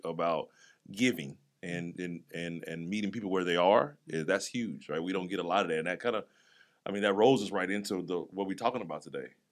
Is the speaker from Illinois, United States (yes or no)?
yes; East St. Louis, Illinois, United States; also born or lived in Kansas City; now in Jacksonville, United States; I grew up in East St. Louis and, mm-hmm. and Kansas City